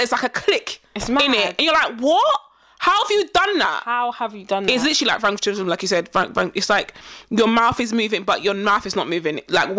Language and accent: English; Nigeria; And the thing about it is, we, because we're Nigerian, we see it.